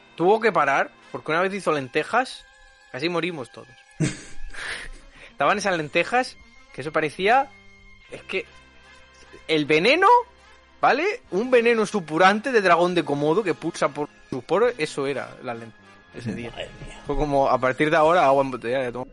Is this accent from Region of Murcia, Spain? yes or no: yes; Region of Murcia, Spain; soy de Murcia